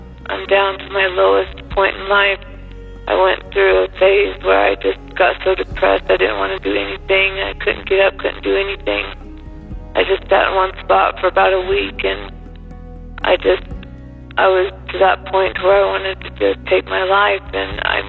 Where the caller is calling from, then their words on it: California, United States; I'm calling from California.